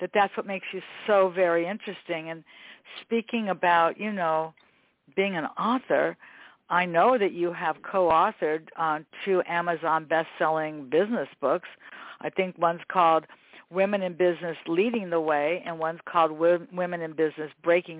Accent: United States; growing up in Westchester

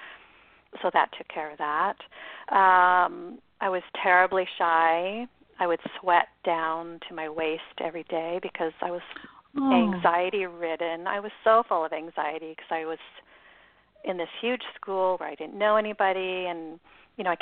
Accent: Seattle, Washington, United States; I was born in Seattle and raised by two parents

